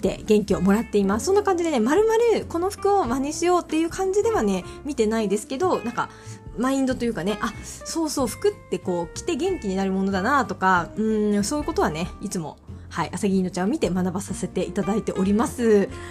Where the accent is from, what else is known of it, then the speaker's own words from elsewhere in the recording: Miyazaki, Japan; 私宮崎出身なので